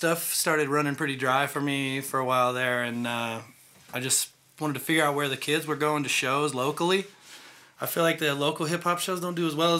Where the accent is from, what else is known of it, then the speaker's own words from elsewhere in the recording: near Pittsburgh, Pennsylvania, United States; moved away; Pittsburgh, Pennsylvania, actually, close to my hometown, where I'm originally from